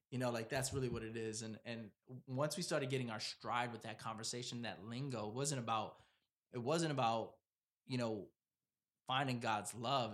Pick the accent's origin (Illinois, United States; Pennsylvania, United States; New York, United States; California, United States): New York, United States; New York City; moved away; also born or lived in Providence, Rhode Island; I was born and raised in Brooklyn